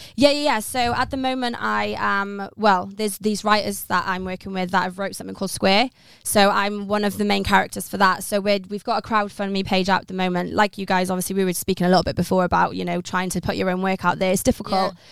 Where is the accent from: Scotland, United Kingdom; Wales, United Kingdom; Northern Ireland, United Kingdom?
Wales, United Kingdom; Pembrokeshire, Southwest; moved away as an adult; now in London, United Kingdom; I'm originally from Southwest Wales in Pembrokeshire, a very small rural place in, like, the countryside of Wales.